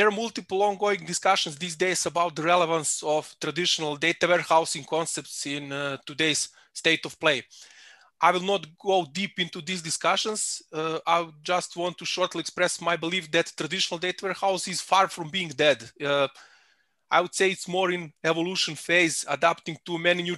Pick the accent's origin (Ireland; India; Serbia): Serbia; Belgrade; moved away as an adult; now in Salzburg, Austria; I'm originally from Belgrade in Serbia, but for last 5 years I live in a beautiful city of Salzburg in Austria